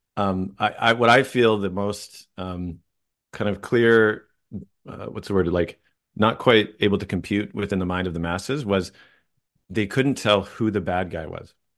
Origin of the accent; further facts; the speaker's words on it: Vancouver, British Columbia, Canada; I grew up in Vancouver, just outside in the suburbs